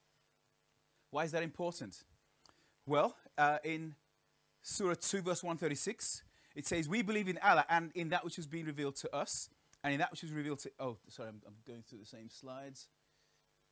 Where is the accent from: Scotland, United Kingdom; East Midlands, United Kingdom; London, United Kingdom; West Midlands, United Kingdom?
West Midlands, United Kingdom; Birmingham; I'm from Birmingham, actually. I grew up in Alum Rock as a little child.